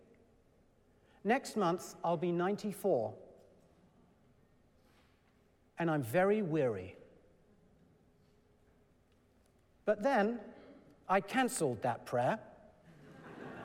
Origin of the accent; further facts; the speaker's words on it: England, United Kingdom; moved away; also born or lived in Shrewsbury, Shropshire; I was born and raised in England